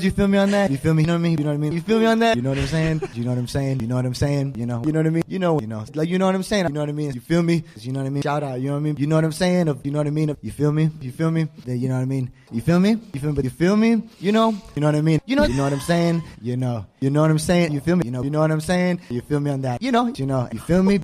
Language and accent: English; Houston, Texas, United States; I'm from Houston, Texas